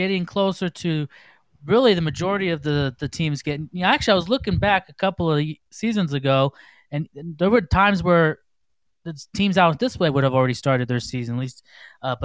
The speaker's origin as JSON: {"language": "English", "town": "Las Vegas", "region": "Nevada", "country": "United States", "said": "I'm from Vegas"}